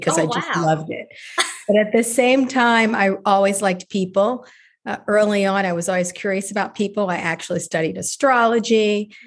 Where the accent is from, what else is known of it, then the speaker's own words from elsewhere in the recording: Chicago, Illinois, United States; moved away; I'm from Chicago originally, and I'm such a big city person